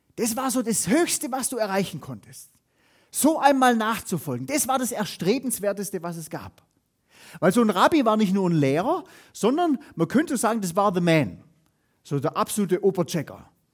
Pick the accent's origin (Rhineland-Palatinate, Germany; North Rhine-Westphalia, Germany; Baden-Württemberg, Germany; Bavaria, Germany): Baden-Württemberg, Germany; Hohenlohe; wo ich herkomme, aus der Hohenlohe-Ebene.